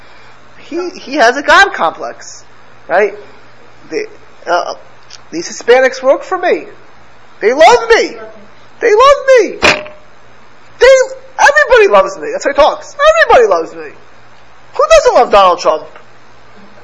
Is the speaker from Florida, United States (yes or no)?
yes; Miami, Florida, United States; I grew up in Miami